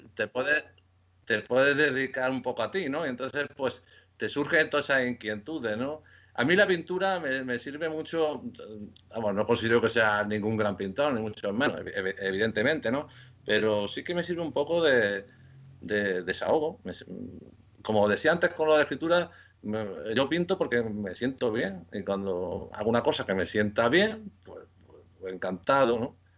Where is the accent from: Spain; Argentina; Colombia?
Spain; Córdoba, Andalusia; also born or lived in Lleida / Ceuta / Seville / Valencia; now in Madrid, Spain; nací en Córdoba, en Córdoba, en Andalucía